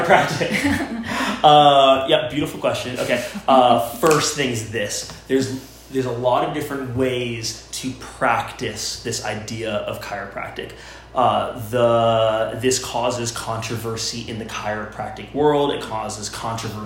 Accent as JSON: {"language": "English", "region": "Florida", "country": "United States", "tie": "born or raised there", "moved": "as an adult", "lives_now": "Winston-Salem, United States", "said": "We grew up in Florida on the beach"}